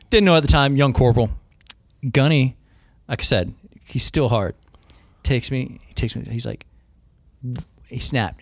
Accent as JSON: {"language": "English", "town": "Humptulips", "region": "Washington", "country": "United States", "tie": "born or raised there", "also_born_or_lived": "Aberdeen, Washington / Grays Harbor", "moved": "yes", "said": "I say I'm from Aberdeen 'cause nobody really knows my exact hometown, which is Hump Tulips, Washington"}